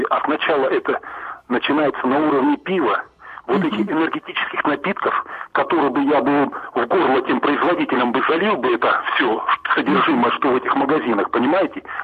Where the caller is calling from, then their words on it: Volgograd, Volgograd Oblast, Russia; я вам звоню из Волгограда